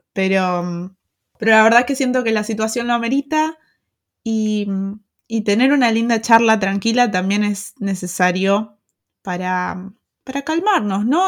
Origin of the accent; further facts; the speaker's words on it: Argentina; moved away as an adult; also born or lived in Pilar, Argentina; now in Germany; soy argentina